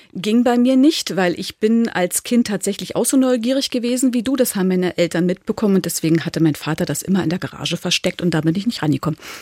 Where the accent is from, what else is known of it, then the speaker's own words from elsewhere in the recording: Lübbenau, Brandenburg, Germany; im Lübbenau im Spreewald. Und das ist schon eine ganze Weile her. Ich bin 1976 eingeschult worden